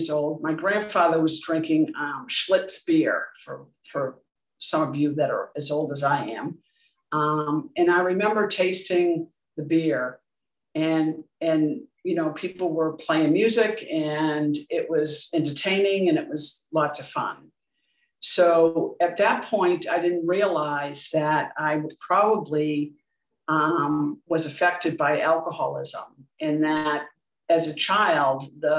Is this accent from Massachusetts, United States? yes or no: yes; Boston, Massachusetts, United States; I grew up in Dorchester, Massachusetts, which is in the USA